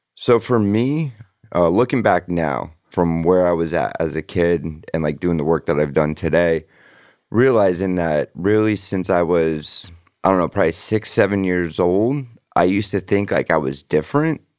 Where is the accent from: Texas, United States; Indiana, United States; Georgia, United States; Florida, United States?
Florida, United States; Sunrise; also born or lived in Parkwood Isles, Davie, Florida; I grew up in Sunrise until I was like what 11